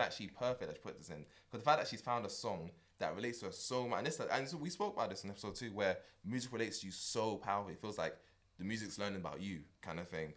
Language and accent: English; United Kingdom; as a Brit